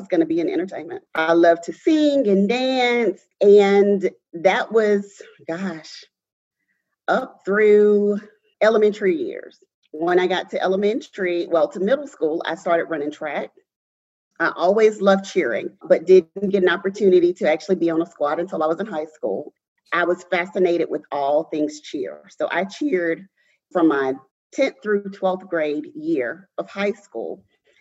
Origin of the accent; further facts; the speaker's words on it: Mobile, Alabama, United States; I am born and raised in Mobile, Alabama